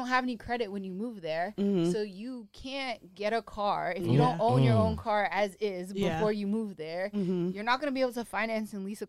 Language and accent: English; Toronto, Ontario, Canada; I'm coming from Toronto